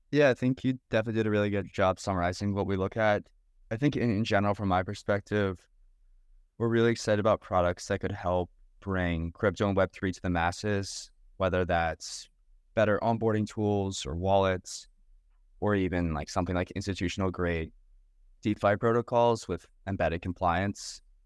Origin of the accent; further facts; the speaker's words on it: New Jersey, United States; I grew up in New Jersey